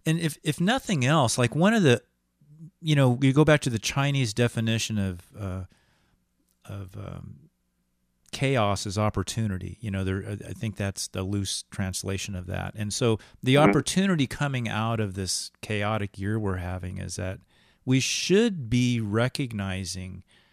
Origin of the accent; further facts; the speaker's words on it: England, United Kingdom; And, you know, we as English people, we've read so much in literature about, you know, the isolated person in nature